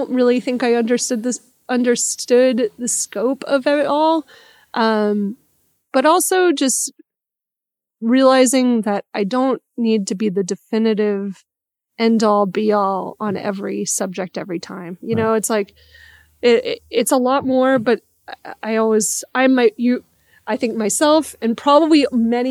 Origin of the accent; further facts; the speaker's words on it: New York, United States; I'm a New Yorker. I don't drive here in the city